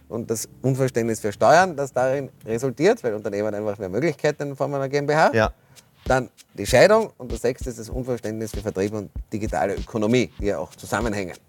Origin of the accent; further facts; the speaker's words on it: Austria; moved away as an adult; also born or lived in Cambridge, Massachusetts / New York / Frankfurt / London; Ich bin in Speckgürtel von Wien geboren, bin dort zur Schule gegangen